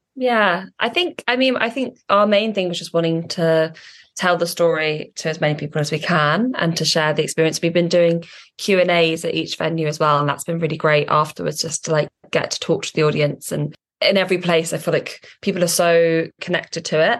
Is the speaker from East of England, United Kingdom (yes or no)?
yes; Norwich, East of England, United Kingdom; moved away; I grew up in Norwich